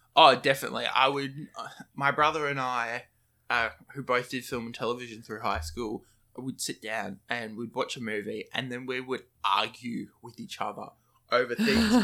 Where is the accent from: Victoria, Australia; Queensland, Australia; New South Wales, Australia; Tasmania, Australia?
Queensland, Australia; Brisbane